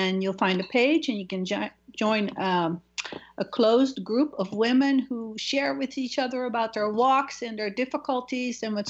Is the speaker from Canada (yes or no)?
no; Netherlands; now in United States; my home country, from Holland. I was living in the U.S.